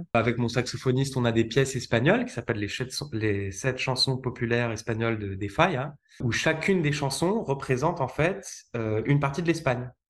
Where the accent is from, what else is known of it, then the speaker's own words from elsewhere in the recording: Lyon, Auvergne-Rhône-Alpes, France; j'ai grandi en France, notamment à Lyon